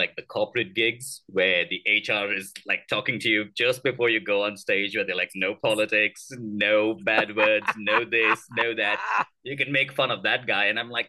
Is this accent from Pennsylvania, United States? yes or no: no; Oklahoma, United States; And the comic asked me, where are you from? And I said, Oklahoma.